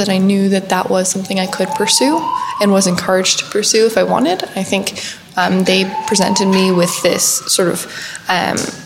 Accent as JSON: {"language": "English", "town": "New York City", "region": "New York", "country": "United States", "tie": "born or raised there", "said": "I grew up here in New York City on the Upper West Side. My entire family is still here. So a native New Yorker"}